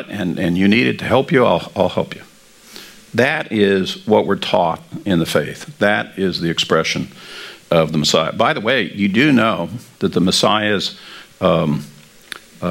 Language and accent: English; Kansas, United States; because I come from Kansas, and I did work the wheat harvest as a kid